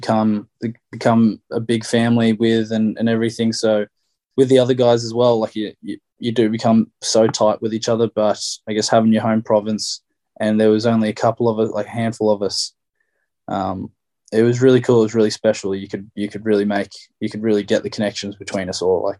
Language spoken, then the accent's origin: English; Australia; moved away as an adult; now in Ireland; Growing up in Australia